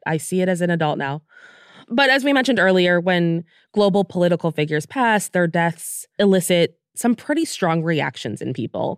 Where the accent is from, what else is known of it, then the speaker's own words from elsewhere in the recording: United States; now in United Kingdom; we're from the United States